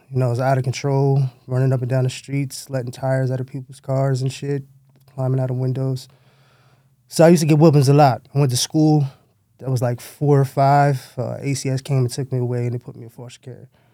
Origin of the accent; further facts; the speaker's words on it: New York City, New York, United States; I was born in Downstate High School in Brooklyn